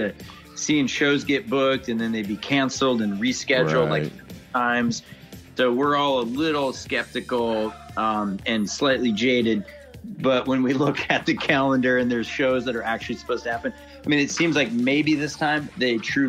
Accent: St. Paul, Minnesota, United States; being from the Twin Cities and specifically St. Paul

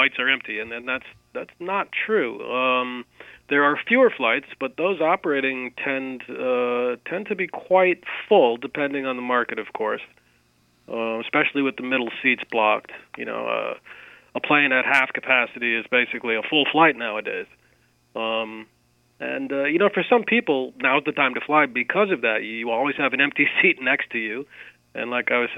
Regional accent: Boston, Massachusetts, United States; Boston has, my hometown airport, the airport I grew up

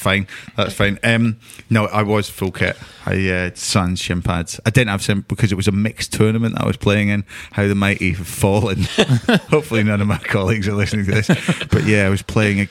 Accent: Scotland, United Kingdom; I'm Scottish.

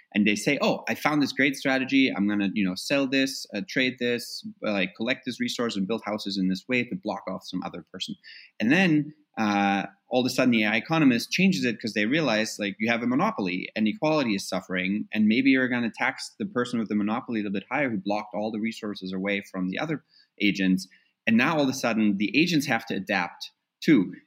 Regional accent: Germany; moved away; growing up in Germany overall, which is where I, you know the time I got most of my education was in reunited Germany

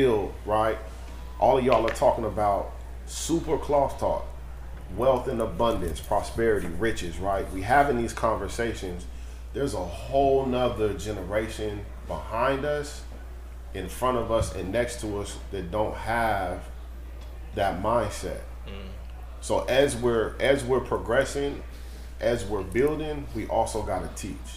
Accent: Sacramento, California, United States; I'm from Oak Park, right? It's one of the hoods in Sacramento.

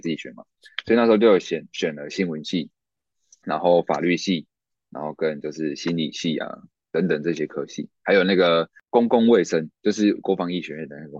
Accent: Taichung, Taiwan; 因为我是住台中，那嗯。清水高中算是成绩还不错的一个高中嗯。那我，我的成绩是能够上台中二中的，但是因为台中二中离我老家无期太远了

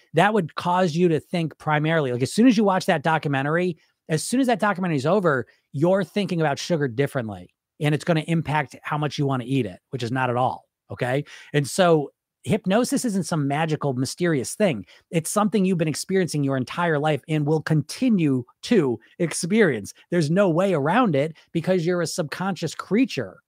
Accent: United States; I'm from America

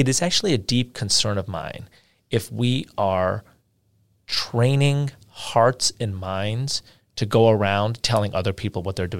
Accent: India; you know, I'm from India and I've spent months there over the course of my life

